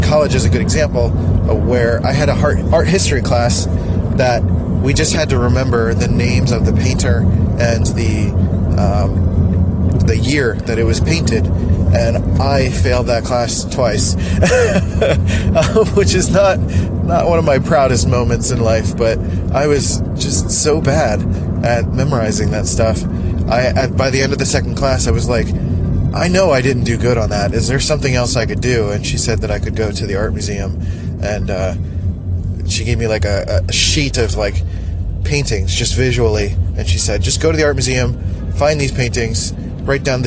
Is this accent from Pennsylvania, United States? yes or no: yes; Philadelphia, Pennsylvania, United States; Philly, my hometown